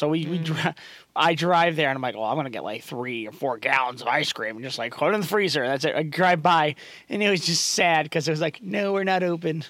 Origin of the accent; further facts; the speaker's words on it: Whitman, Massachusetts, United States; There's a sad thing happening in my hometown.